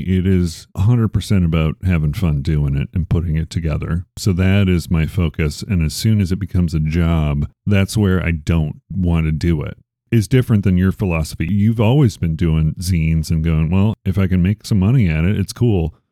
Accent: Chicago, Illinois, United States; I'm from Chicago

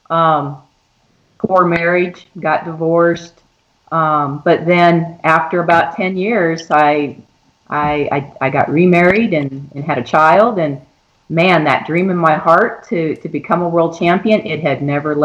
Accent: Rapid City, South Dakota, United States; also born or lived in Chadron, Nebraska; I grew up in Rapid City, South Dakota

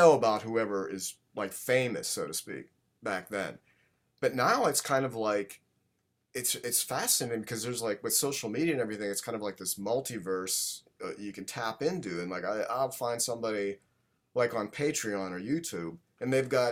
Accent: Pittsburgh, Pennsylvania, United States; moved away as an adult; now in Los Angeles, United States; I grew up in Pittsburgh, Pennsylvania

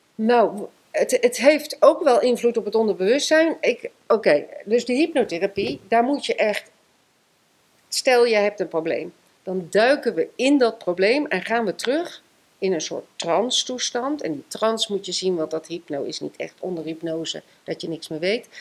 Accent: Eefde, Gelderland, Netherlands; ik ben geboren in Eefte, dat ligt bij Gorsel, vlak ehm, vlakbij Zutphen

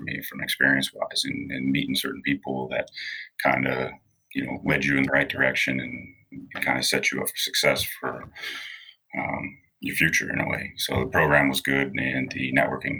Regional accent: Rochester, New Hampshire, United States; moved away as an adult; now in South Florida, United States; I grew up in Rochester, New Hampshire, small town in New England

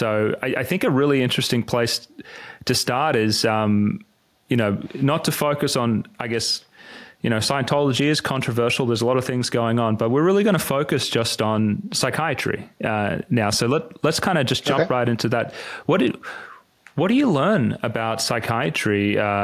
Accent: Sydney, New South Wales, Australia; moved away; I grew up in Sydney

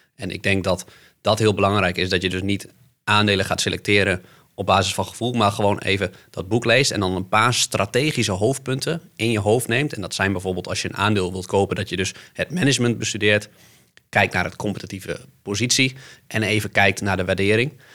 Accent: Netherlands; Want ik kom uit leemleveld

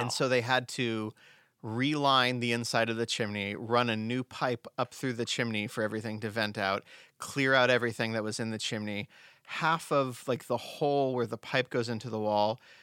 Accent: Southern California, United States; moved away; we did jack o' lanterns growing up in Southern California

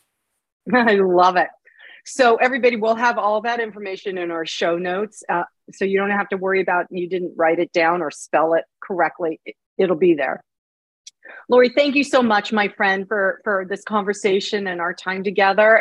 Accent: United States; as an American

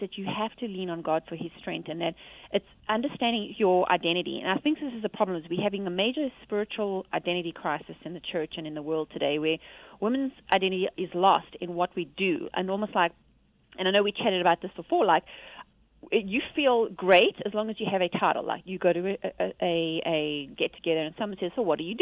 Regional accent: South Africa; I'm from South Africa

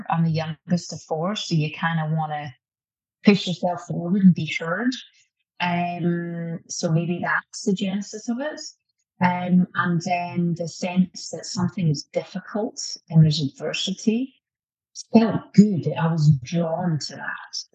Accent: Scotland, United Kingdom; the Calvinistic aspect uh, of my DNA being Scottish.

